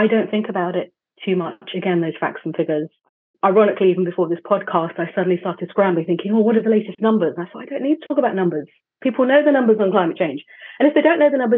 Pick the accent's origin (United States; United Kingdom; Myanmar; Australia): United Kingdom; London; as a Londoner